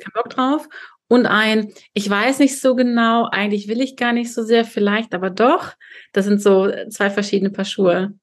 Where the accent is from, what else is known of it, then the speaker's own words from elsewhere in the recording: Kazakhstan; now in Berlin, Germany; ich bin in Kasachstan geboren, als Deutsche